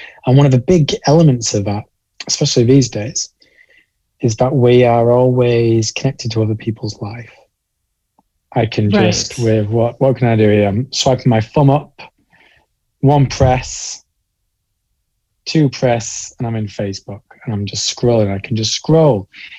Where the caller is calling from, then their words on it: Halifax, Yorkshire and the Humber, United Kingdom; I am calling in from a fairly small town in the north of England called Halifax. We're in Yorkshire and sandwiched pretty neatly between Leeds and Manchester.